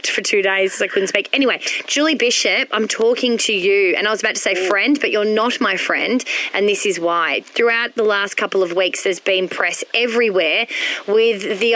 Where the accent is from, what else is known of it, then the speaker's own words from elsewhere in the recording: Melbourne, Victoria, Australia; I was born and bred in Melbourne